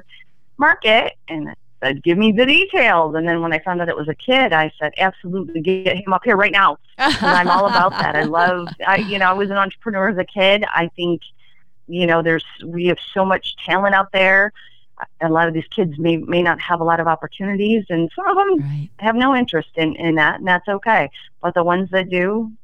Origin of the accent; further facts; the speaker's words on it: Genesee, United States; moved away as an adult; I moved back to Genesee a couple of years ago. This is where I grew up, and I wanted to bring something to my hometown